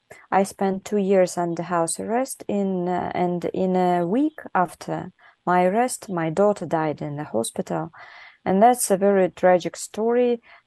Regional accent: Buryatia, Russia; English is a second language; moved away as an adult; a Russian name, Georgian second name, and Ukrainian surname. And I was born in Buryatia, which is distant region in Russia.

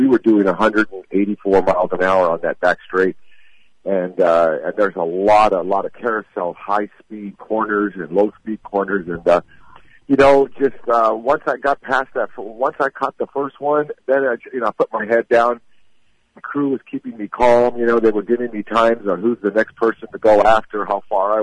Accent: Los Angeles, California, United States; I'm a West Coast boy, I'm from Hollywood, California

